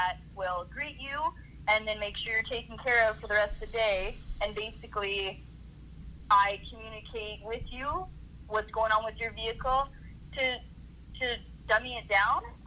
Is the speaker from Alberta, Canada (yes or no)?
yes; Edmonton, Alberta, Canada; I'm from Edmonton, Alberta, Canada. So it's pretty cold up here all year round